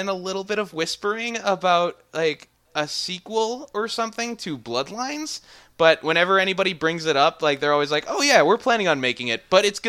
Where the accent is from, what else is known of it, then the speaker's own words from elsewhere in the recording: Minnesota, United States; I'm from Northern Minnesota. I'm from the place that sets the records lows for the continental US.